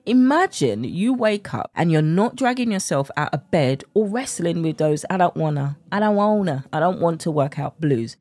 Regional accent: United Kingdom; accent: British; with my British accent

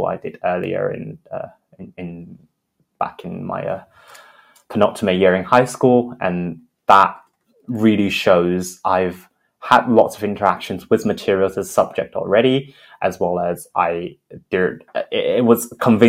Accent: Beijing, China; I'm from Beijing, China. I went to an international school in Beijing as well.

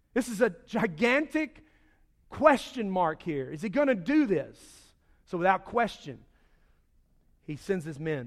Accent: Charlotte, North Carolina, United States; I grew up in Charlotte

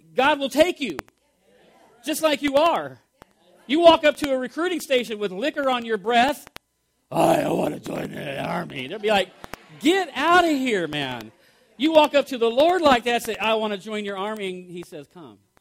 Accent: United States; we are Americans here

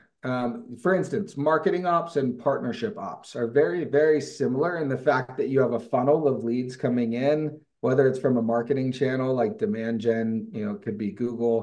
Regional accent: Livermore, California, United States; moved away as an adult; now in Utah, United States; I grew up in Livermore, California in the East Bay

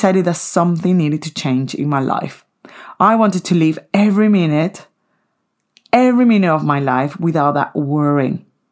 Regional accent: Venezuela; moved away; in Venezuela, my home country

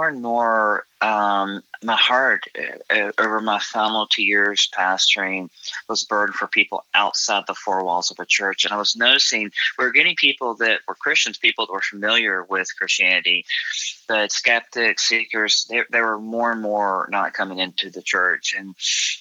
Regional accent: Raleigh, North Carolina, United States; moved away as an adult; I grew up in Raleigh and was away for almost 20 years from Raleigh. In 2011, moved back here.

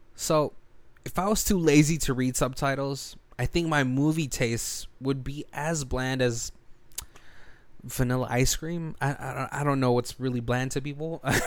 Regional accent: United States; also born or lived in Philippines; growing up as a minority in America

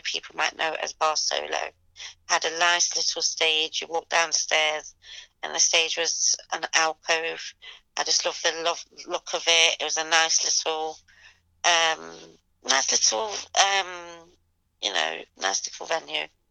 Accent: Leicester, East Midlands, United Kingdom; now in London, United Kingdom; I'm originally from Leicester. Um, I live in London

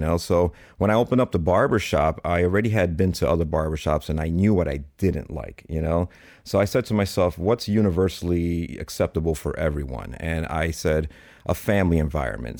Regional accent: Chicago, Illinois, United States; Born and raised in Chicago

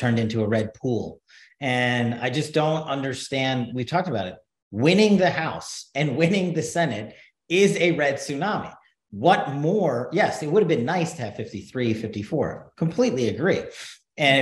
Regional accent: New York, United States; now in Nevada, United States; the New York Post, my hometown newspaper

